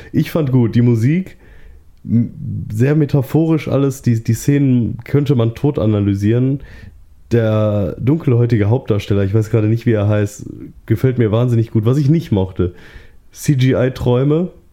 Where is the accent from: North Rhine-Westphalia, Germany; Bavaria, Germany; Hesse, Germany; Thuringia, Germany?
North Rhine-Westphalia, Germany; Duisburg; moved away; Ich komme ursprünglich aus Duisburg, von da aus war's höchstens eine Stunde nach Düsseldorf